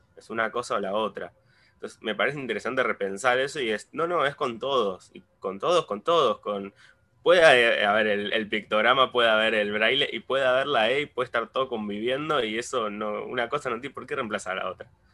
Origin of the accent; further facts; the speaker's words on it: Argentina; nosotros siendo eh, latinoamericanos y precisamente argentinos